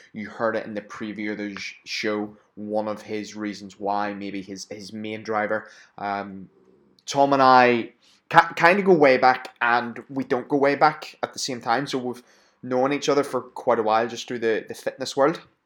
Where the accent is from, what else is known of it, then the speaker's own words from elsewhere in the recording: Belfast, Northern Ireland, United Kingdom; accent: Belfast; moved away; I go home for a couple of days back to Belfast. Uh, my Belfast accent really comes out